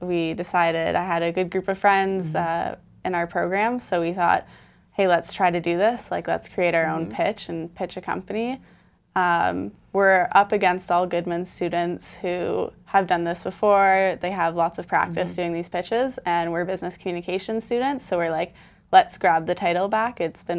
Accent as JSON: {"language": "English", "town": "Milton", "region": "Ontario", "country": "Canada", "lives_now": "Toronto, Canada", "said": "I'm from Milton."}